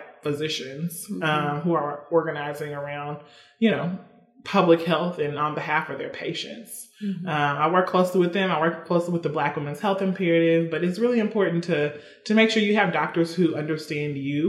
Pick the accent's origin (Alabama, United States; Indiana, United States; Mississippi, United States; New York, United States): Mississippi, United States; moved away